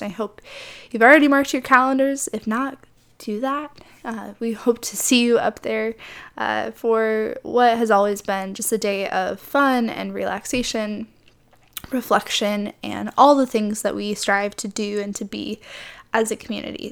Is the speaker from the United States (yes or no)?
yes; Midwest, United States; moved away as an adult; now in California, United States; I grew up in the Midwest, so the closest body of water to me was Lake Michigan